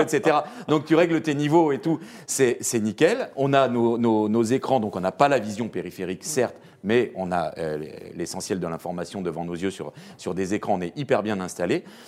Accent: France; je suis français

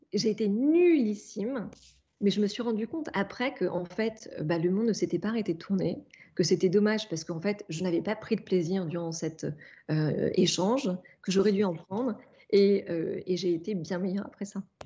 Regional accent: Normandy, France; je suis née en Normandie

